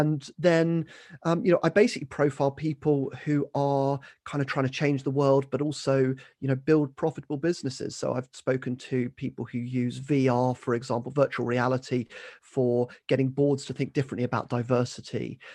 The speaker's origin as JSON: {"language": "English", "area": "Kent", "region": "South East England", "country": "United Kingdom", "tie": "born or raised there", "said": "grew up in Kent, um, was basically local village"}